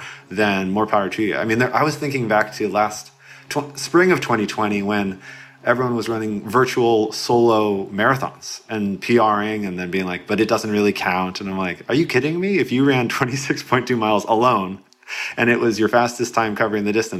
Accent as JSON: {"language": "English", "town": "Portland", "region": "Oregon", "country": "United States", "said": "I'm from Portland, Oregon."}